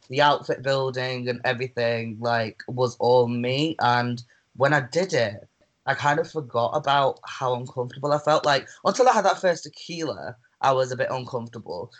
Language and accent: English; Manchester, North West England, United Kingdom; I'm from Manchester. I'm a drag queen from Manchester.